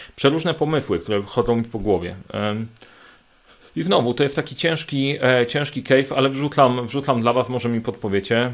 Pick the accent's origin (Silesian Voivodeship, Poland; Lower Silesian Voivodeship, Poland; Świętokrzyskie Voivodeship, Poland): Świętokrzyskie Voivodeship, Poland; Sandomierz; Sandomierz, czyli moje rodzinne miasto